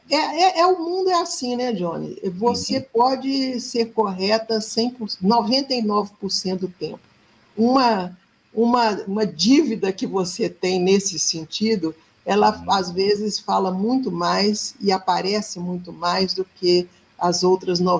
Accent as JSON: {"language": "Portuguese", "region": "Minas Gerais", "country": "Brazil"}